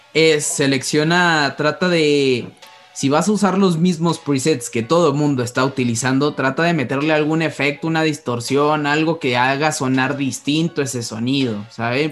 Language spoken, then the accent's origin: Spanish; Mexico; nosotros como mexicanos